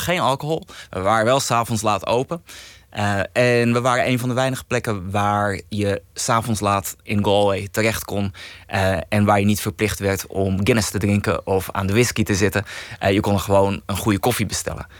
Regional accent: Heemskerk, North Holland, Netherlands; accent: Kennemerlands; ik kom zelf uit Heemskerk. Dat eh, ligt in Kennemerland. En ja, ik kan een klein beetje Kennemerlands praten

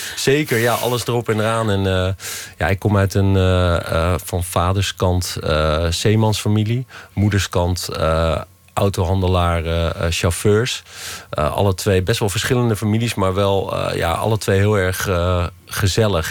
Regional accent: Loosdrecht, North Holland, Netherlands; waar ik opgegroeid ben

